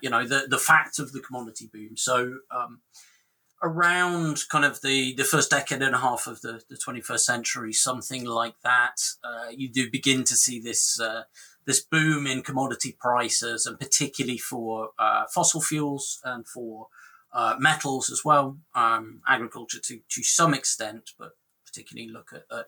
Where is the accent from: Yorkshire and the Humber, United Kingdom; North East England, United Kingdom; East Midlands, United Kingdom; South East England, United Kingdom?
Yorkshire and the Humber, United Kingdom; Rotherham; I'm from the UK, as you can probably tell. And I'm from Rotherham, which is kind of sort of Rust Belt post-industrial town in the north of England.